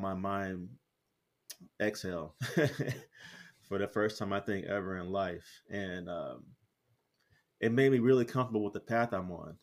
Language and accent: English; United States; moved away as an adult; now in Merida, Mexico; I proudly say I'm from the States